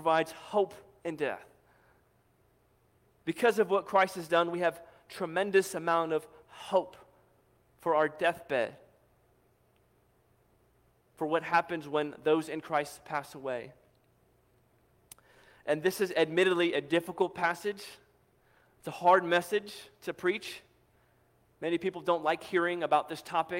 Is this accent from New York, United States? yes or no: no; St. Louis, Missouri, United States; moved away as an adult; I grew up in St. Louis